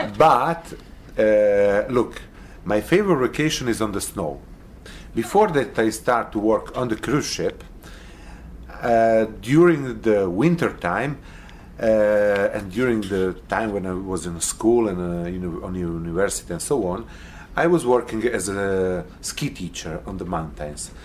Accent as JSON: {"language": "English", "region": "Arizona", "country": "United States", "said": "We are from Arizona"}